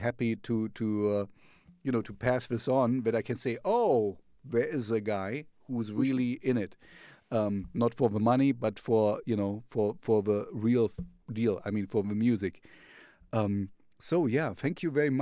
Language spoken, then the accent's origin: English; the Russian zone, East Germany, Germany; I grew up in the Russian zone